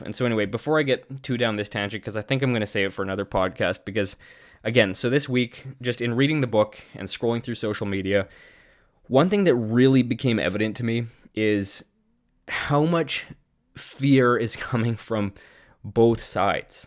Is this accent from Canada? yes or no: yes; Canada; as a Canadian citizen